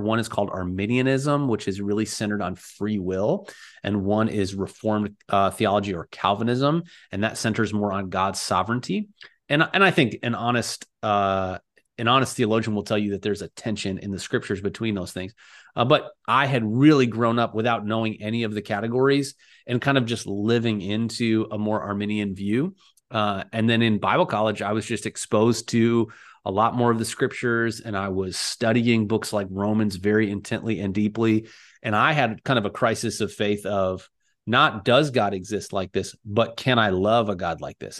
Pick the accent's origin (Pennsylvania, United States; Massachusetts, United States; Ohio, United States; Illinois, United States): Ohio, United States; Cleveland; now in Silicon Valley, United States; I grew up outside of Cleveland, this was where I uh, kind of spent a lot of my upbringing years